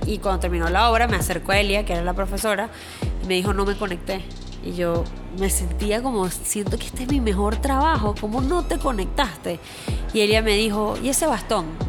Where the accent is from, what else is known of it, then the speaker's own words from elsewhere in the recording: Venezuela; moved away as an adult; also born or lived in New York; now in Miami, United States; venezolana viviendo en los Estados Unidos